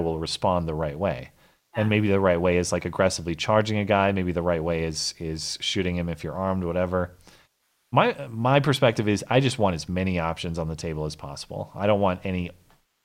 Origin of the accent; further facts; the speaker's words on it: St. Louis Park, Minnesota, United States; moved away; I was born in 87 in St. Louis Park, Minnesota